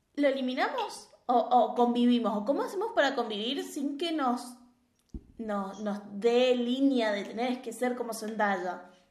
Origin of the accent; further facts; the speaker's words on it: Argentina; acá sí hay una creencia muy generalizada, por ejemplo en Argentina